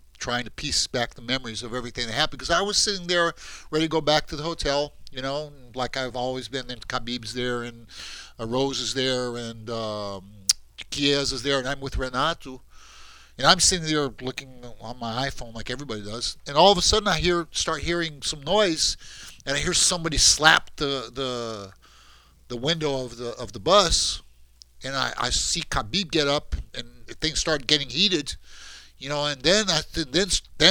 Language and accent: English; Brazil; I'm from Brazil.